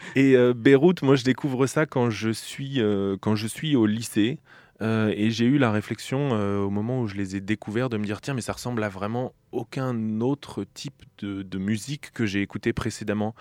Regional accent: Bourges, Centre-Val de Loire, France; also born or lived in Switzerland; now in Nantes, France; J'ai grandi dans la région centre, à Bourges

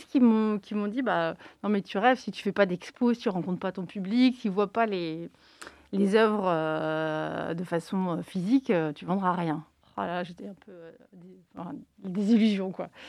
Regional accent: Nantes, Pays de la Loire, France; nous, on est nantais et euh, on travaille avec des artistes nantais. On a de la chance à Nantes

